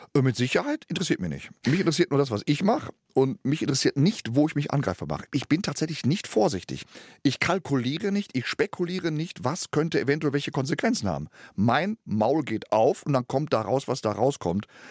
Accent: Gelsenkirchen, North Rhine-Westphalia, Germany; moved away; du kriegst zwar den Jungen aus Gelsenkirchen, aber Gelsenkirchen nicht aus dem Jungen. Das heißt, meine Mentalität ist immer noch Gelsenkirchen

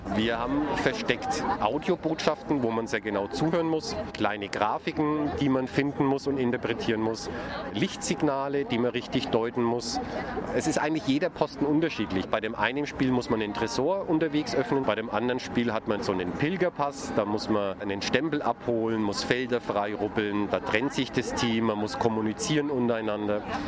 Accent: Nuremberg, Bavaria, Germany; selbst als Nürnberger

